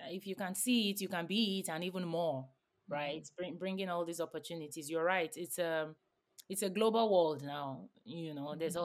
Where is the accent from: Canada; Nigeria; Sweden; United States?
Nigeria; moved away; I grew up in Nigeria